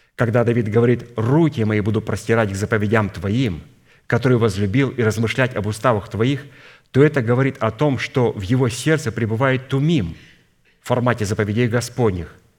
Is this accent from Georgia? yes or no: no; Kazakhstan; Я родился в Казахстане